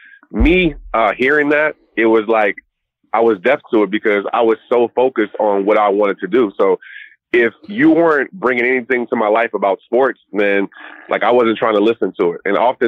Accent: Southern United States, United States; Yeah, I'm definitely South, stayed in the South, from the South, still live here

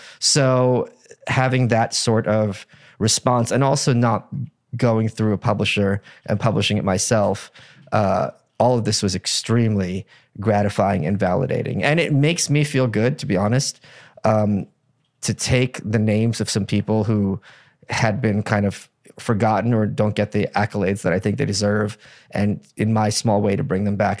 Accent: Ukraine; born there; I was born in Ukraine.

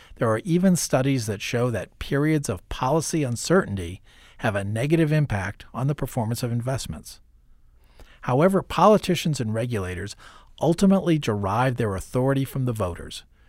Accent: Iowa, United States; as a kid growing up in Iowa

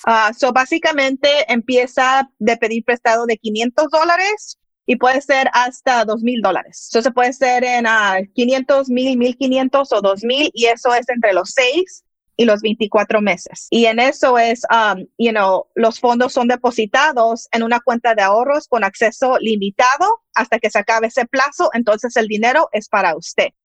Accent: Mexico; yo soy mexicana, mis papás son mexicanos

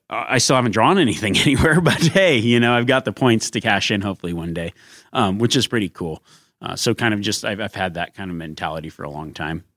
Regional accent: Nevada, United States; growing up in Nevada

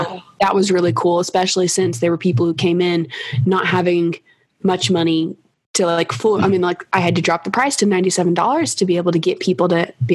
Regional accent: Kentucky, United States; I'm from Kentucky, which you may have noticed some with my accent

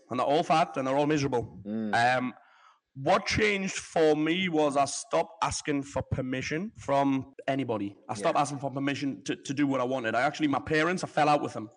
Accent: the Northeast, North East England, United Kingdom; now in Marbella, Spain; I'm from the Northeast

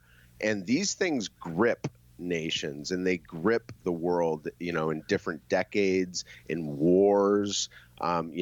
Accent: United States; now in China; being an American over here for the past 18 months

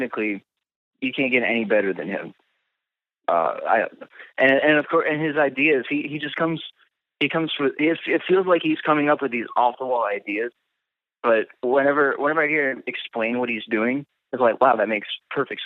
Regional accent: Winchester, Virginia, United States; We're both from Winchester

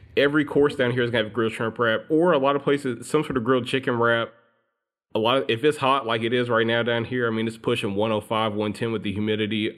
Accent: Alabama, United States; I grew up in Alabama

